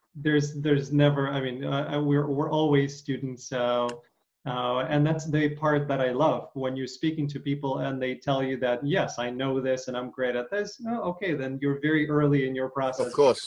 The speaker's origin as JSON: {"language": "English", "country": "Ukraine", "tie": "born or raised there", "said": "I grew up in Ukraine"}